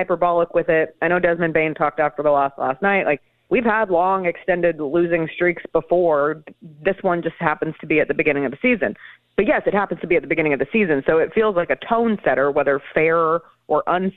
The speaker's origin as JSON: {"language": "English", "town": "Denver", "region": "Colorado", "country": "United States", "tie": "born or raised there", "moved": "yes", "lives_now": "Memphis, United States", "said": "growing up in Denver"}